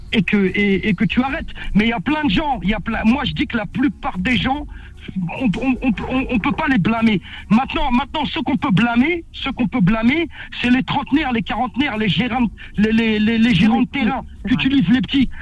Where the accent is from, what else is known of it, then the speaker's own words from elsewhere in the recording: Villetaneuse, Île-de-France, France; l'endroit où j'ai grandi à Cité Grand Con à Viltaneuse